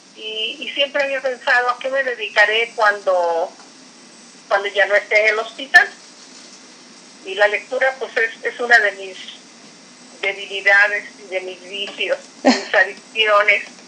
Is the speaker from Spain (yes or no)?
no; Veracruz, Mexico; now in Fortín de las Flores, Mexico; soy nativa del puerto de Veracruz, pero eh, resido aquí